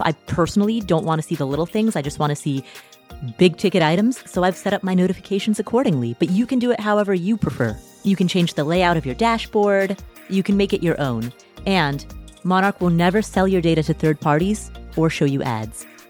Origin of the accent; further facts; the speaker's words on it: United States; I am an American